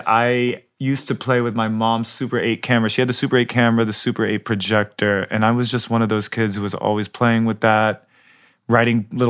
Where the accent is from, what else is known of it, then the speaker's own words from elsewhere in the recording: right outside DC, Maryland, United States; also born or lived in New York City, New York; was born in New York. And then when I was like 4 or 5, moved to Maryland.